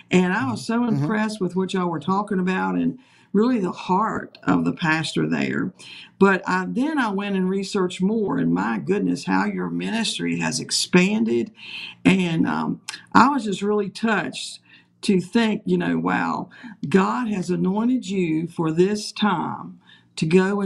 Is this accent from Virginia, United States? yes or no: yes; Page County, Virginia, United States; I was originally from Page County, so I know a little bit about this particular area